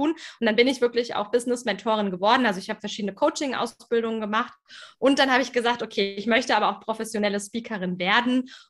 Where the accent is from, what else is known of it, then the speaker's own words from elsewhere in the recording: Germany; also born or lived in Frankfurt am Main; bei mir hört man es auf den ersten Blick vielleicht nicht, aber klar durch die deutsche Sprache. Ich komme aus Deutschland.